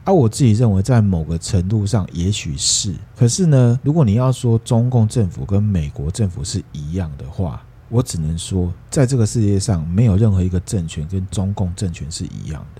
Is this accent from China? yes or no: no; Taiwan; 对我们台湾人有用的事情